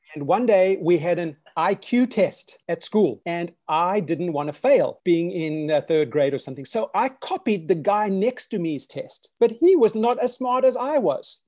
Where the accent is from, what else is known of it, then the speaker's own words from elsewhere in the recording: South Africa; now in United States; I grew up in South Africa.